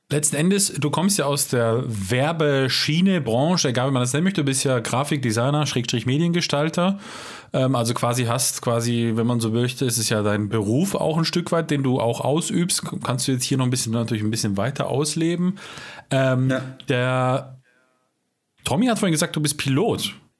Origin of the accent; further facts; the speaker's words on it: Baden-Württemberg, Germany; accent: Alemannic; Ich komme ja selber aus dem Badenländle, ja. Ich bin sogar Alemannisch